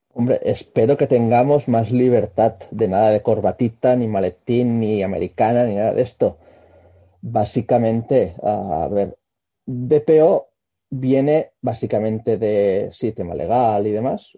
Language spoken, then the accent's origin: Spanish; Barcelona, Catalonia, Spain; soy un barcelonés que estudió telecos